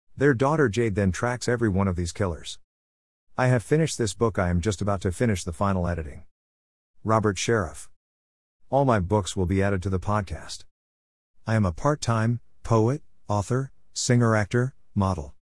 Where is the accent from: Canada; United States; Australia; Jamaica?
Australia; Melbourne, Victoria; born or raised there